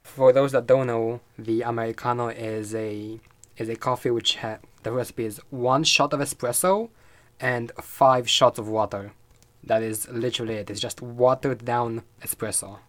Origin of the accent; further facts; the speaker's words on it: Romania; I'm eighteen. I'm from Romania.